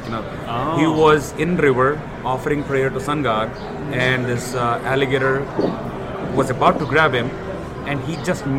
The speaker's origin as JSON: {"language": "English", "country": "India", "said": "I'm from Telugu-speaking state."}